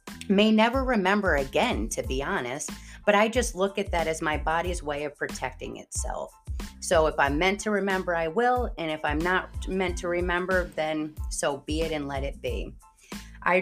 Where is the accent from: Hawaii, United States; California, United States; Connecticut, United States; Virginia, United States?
Connecticut, United States; East Haven; I was originally born and raised in Connecticut, and not the Connecticut a lot of people know about, like Greenwich area. Rather, drop down to the bottom of Connecticut, where East Haven is, and we call it Staven. I grew up talking like this